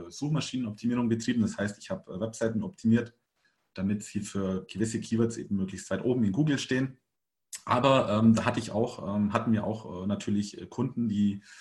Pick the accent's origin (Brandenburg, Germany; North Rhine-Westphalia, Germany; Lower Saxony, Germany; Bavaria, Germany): Bavaria, Germany; Augsburg; Augsburg ist ungefähr, also meine Heimatstadt, die ist ungefähr so groß wie Rennes.